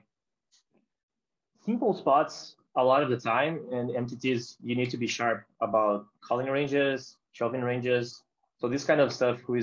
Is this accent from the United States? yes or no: no; Brazil; mine and other Brazilian players